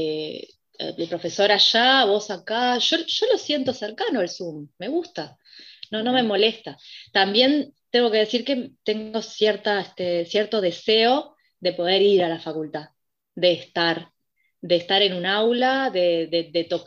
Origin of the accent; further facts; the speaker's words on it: Montevideo, Uruguay; yo soy de acá de Montevideo